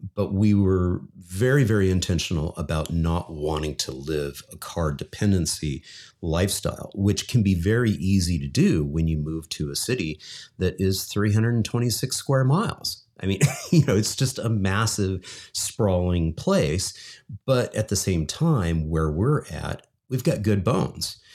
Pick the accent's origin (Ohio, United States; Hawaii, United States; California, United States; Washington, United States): California, United States; Lincoln; moved away; also born or lived in Elmhurst, Illinois / Chicago; growing up in Lincoln, California